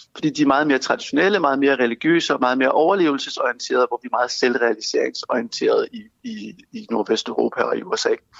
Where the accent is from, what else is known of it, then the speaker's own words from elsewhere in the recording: Denmark; vi som danskere